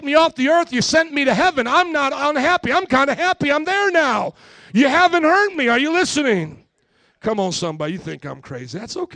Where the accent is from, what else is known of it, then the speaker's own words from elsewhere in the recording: Fort Wayne, Indiana, United States; Fort Wayne in my hometown